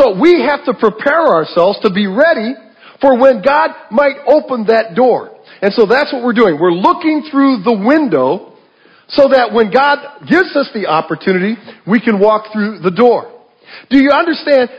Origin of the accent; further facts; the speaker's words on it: Ohio, United States; moved away; I came from the Midwest, Ohio. That's where I was born and raised